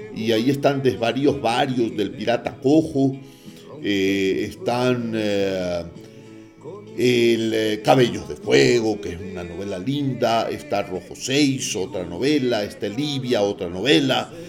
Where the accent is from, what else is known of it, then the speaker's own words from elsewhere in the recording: Guayaquil, Guayas, Ecuador; moved away; mi ciudad natal de Guayaquil